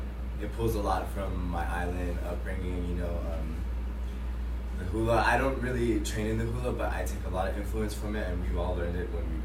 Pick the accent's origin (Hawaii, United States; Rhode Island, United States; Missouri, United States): Hawaii, United States; moved away as an adult; now in Los Angeles, United States; I'm born and raised in Hawaii